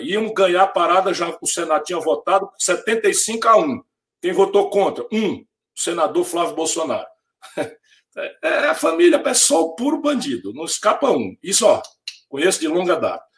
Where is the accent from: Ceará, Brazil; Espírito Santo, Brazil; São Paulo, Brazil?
Ceará, Brazil; Sobral; o meu francês, que eu vim de Sobral, já está um pouco enferrujado